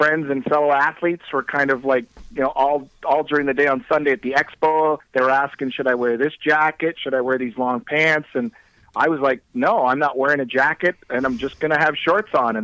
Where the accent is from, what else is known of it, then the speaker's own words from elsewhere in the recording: Toronto, Ontario, Canada; I'm doing the Toronto Marathon, and that for me is kind of special because it's my hometown